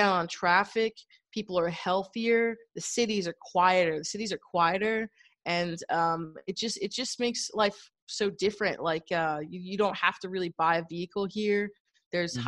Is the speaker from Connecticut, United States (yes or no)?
no; New York, United States; moved away as an adult; also born or lived in New Haven; I'm originally from New York as well